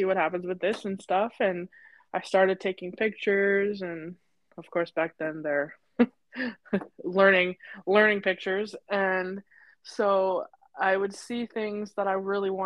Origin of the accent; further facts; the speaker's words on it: Comox Valley, British Columbia, Canada; in the Comox Valley, which is where I grew up